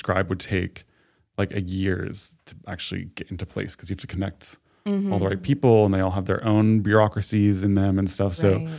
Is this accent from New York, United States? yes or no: yes; New York, United States; now in Los Angeles, United States; everyone where I'm from State New York, everyone moves to New York City.